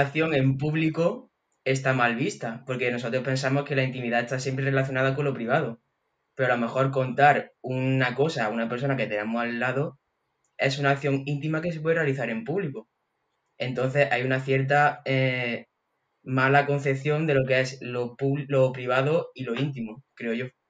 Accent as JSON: {"language": "Spanish", "town": "Andújar", "region": "Andalusia", "country": "Spain", "said": "soy de Andújar de Jaén"}